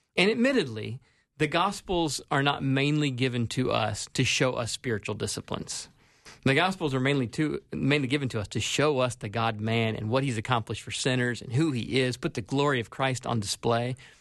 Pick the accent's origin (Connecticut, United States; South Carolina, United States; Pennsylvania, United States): South Carolina, United States; moved away as an adult; now in Minnesota, United States; was born and raised in South Carolina